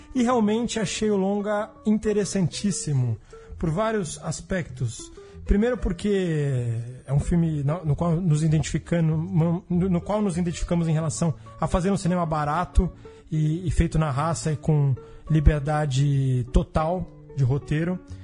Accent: São Paulo, Brazil; como paulistano contemporâneo

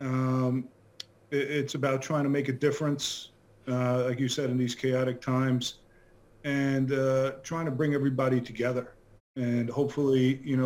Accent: Long Island, New York, United States; moved away as an adult; also born or lived in Bronx, New York City; now in Weston, Connecticut, United States; I grew up on Long Island, New York, which is not too far away

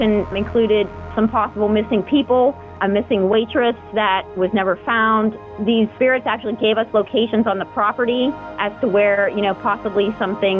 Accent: Pittsburgh, Pennsylvania, United States; I grew up in the Pittsburgh area.

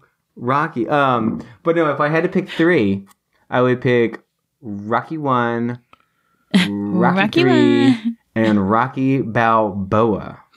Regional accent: England, United Kingdom; I'm sorry, I'm English.

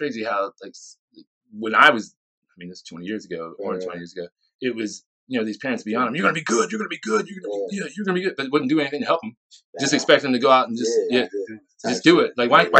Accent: Shawnee, United States; I'm actually from Shawnee.

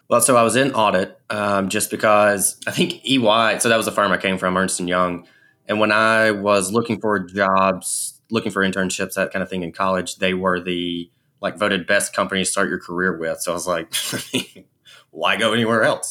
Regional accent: Alabama, United States; I'm from Alabama.

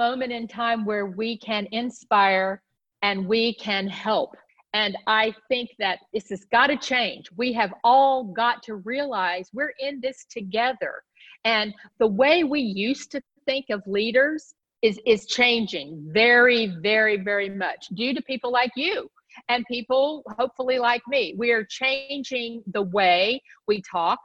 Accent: the South, United States; I grew up in the South

